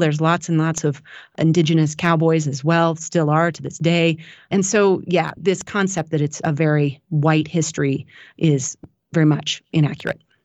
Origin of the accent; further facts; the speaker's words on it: Walden, Colorado, United States; also born or lived in Washington State; I grew up in a tiny little town called Walden, Colorado, which is the very most northern edge